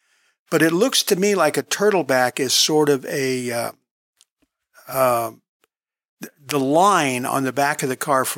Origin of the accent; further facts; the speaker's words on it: California, United States; because we had mid-American modern furniture when I was growing up in California, and it was just modern furniture.